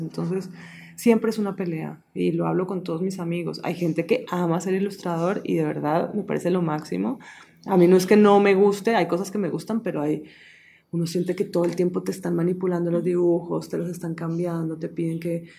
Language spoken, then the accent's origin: Spanish; Colombia; moved away; cuando me fui de Colombia